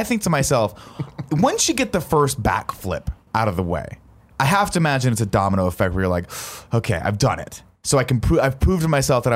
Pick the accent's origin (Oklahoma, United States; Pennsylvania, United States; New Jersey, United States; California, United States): California, United States; Riverside; When I was a kid, well, I grew up in Riverside, California